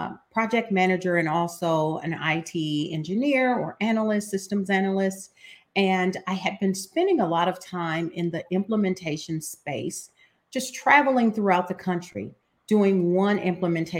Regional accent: Ohio, United States; I am from Ohio

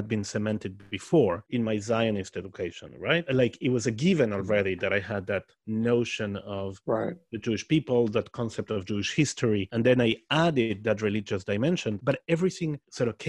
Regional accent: Argentina; first language Spanish and Hebrew; English is a second language; I'm from Argentina

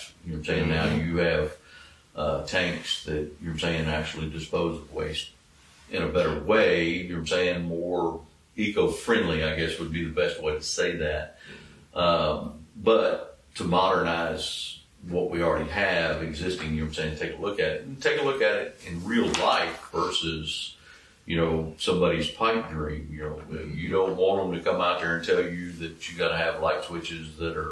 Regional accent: Taylor, United States; when I grew up in Taylor

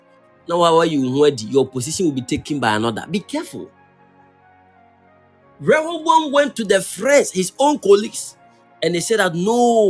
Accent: Kumasi, Ashanti, Ghana; I come from Kumasi, and I have a place that we can go.

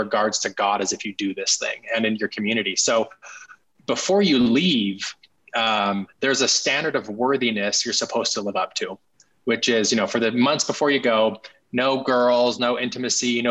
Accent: Salt Lake City, Utah, United States; I grew up in Salt Lake City, Utah, in an upper middle class family

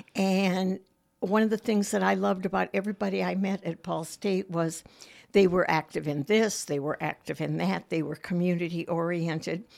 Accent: Michigan, United States; moved away as an adult; also born or lived in Managua, Nicaragua; now in Muncie, United States; I grew up in Michigan

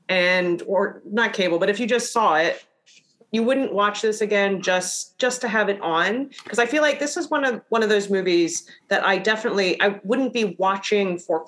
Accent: New Jersey, United States; I'm from New Jersey.

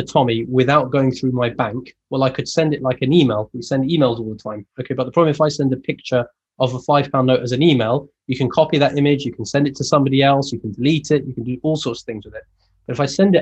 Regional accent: Leeds, Yorkshire and the Humber, United Kingdom; I'm from Leeds

